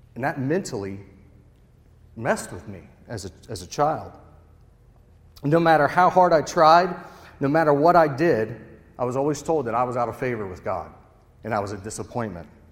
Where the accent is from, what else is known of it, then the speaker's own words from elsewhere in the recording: Cincinnati, Ohio, United States; moved away as an adult; also born or lived in Charleston, West Virginia; now in West Virginia, United States; I'm originally from Cincinnati.